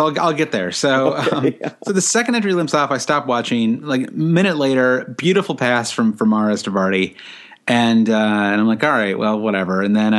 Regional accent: United States; as an American

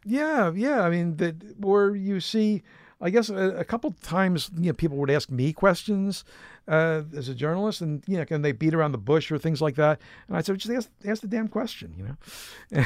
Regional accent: Philadelphia, Pennsylvania, United States; I went back to my hometown of Philadelphia

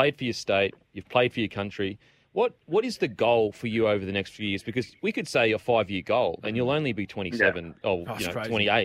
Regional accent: Queensland, Australia; As a Queenslander

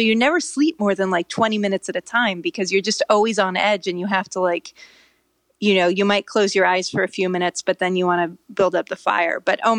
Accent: California, United States; I grew up in Northern California. Doesn't seem like that big of a deal to me.

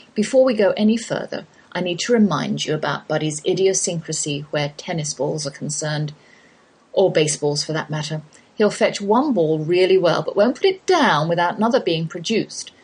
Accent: England, United Kingdom; accent: English; moved away as an adult; now in Texas, United States

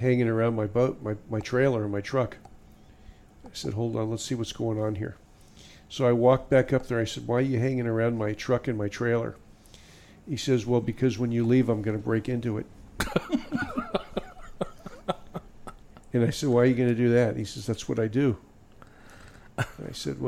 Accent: Miami, Florida, United States; also born or lived in Ohio; now in Fort Lauderdale, United States; when I was a kid, probably from age 8 till 18, I used to fish in North Biscayne Bay

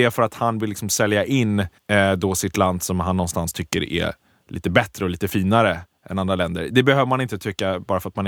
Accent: Prague, Czechia; now in Sweden; Prag är min hemstad.

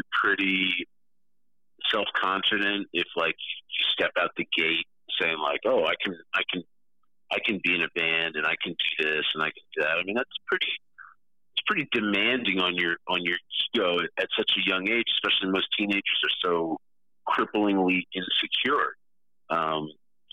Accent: New York, United States; I'm also from New York

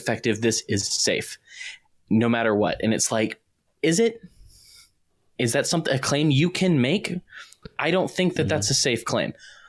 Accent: the South, United States; Like, I'm a Southerner

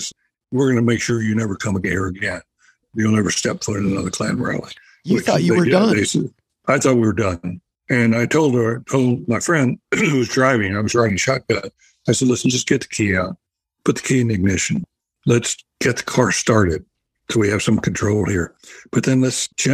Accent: North Carolina, United States; moved away; my home state of North Carolina. I grew up in the South

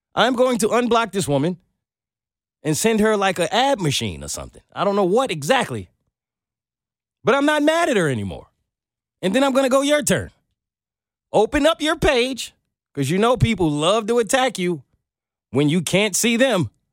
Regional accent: Brooklyn, New York, United States; now in Atlanta, United States; I'm from Brooklyn

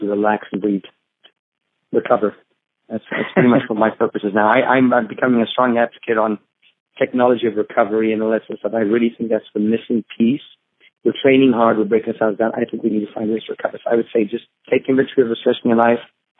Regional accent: Zambia; now in United States; I grew up in Zambia, in Africa, is where I was born and raised.

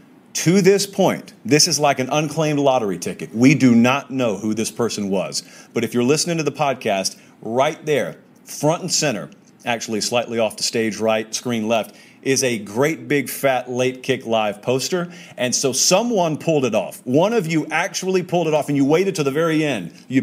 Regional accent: the South, United States; I grew up in the South, guys.

